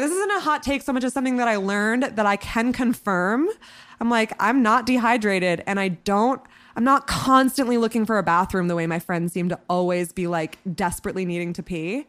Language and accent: English; hometown near Burlington, Vermont, United States; moved away as an adult; now in New York City, United States; when I was eighteen, um, I was still living in my hometown, and I was c, commuting to Burlington, Vermont very regularly to do stand-up